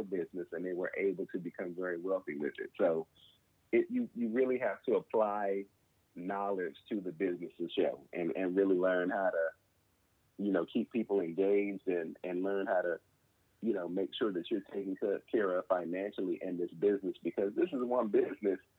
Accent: United States; I'm from Southeast

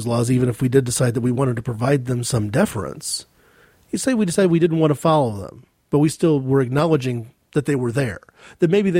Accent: United States; speaking as an American

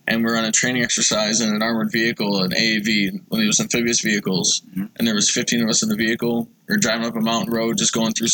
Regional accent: Grand Island, New York, United States; I'm a Grand Island guy. I grew up here in Western New York, was born and raised... families from here and come from a big military family.

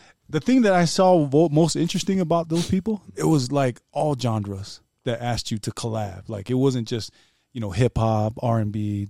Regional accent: California, United States; All right, guys, I'm from Cali.

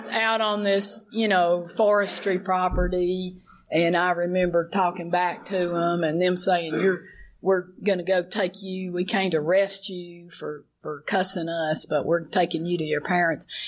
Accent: Alabama, United States; I'm growing up in Alabama

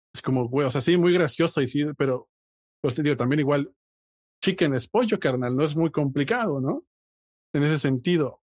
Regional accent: Mexico; personas que nacimos y nos criamos y crecimos en México

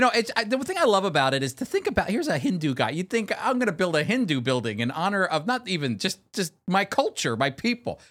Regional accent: United States; as an American

